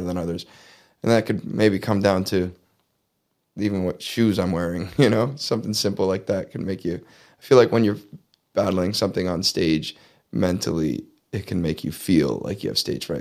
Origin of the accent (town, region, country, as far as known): Leamington, Ontario, Canada; born or raised there